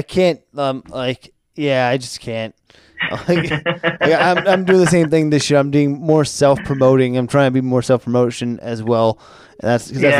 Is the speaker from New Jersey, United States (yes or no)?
yes; New Jersey, United States; now in Las Vegas, United States; I'm from New Jersey originally